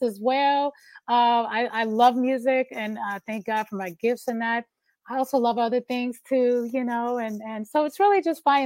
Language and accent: English; Detroit, Michigan, United States; I'm from Detroit. Born and raised